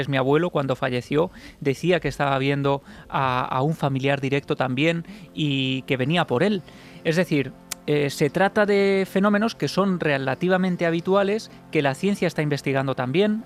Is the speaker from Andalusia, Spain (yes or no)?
no; Ciudad Real, Castilla-La Mancha, Spain; yo soy de Ciudad Real